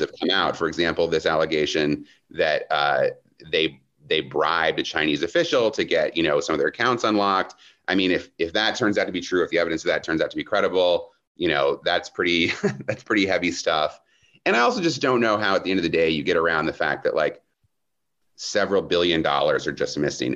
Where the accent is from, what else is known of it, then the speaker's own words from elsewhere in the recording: Midwest, United States; I grew up in the Protestant church, you know, very mellow Protestant church in the Midwest